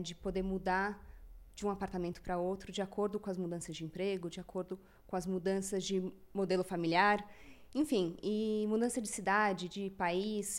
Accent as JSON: {"language": "Portuguese", "region": "São Paulo", "country": "Brazil", "said": "tenho 37 anos, sou de São Paulo."}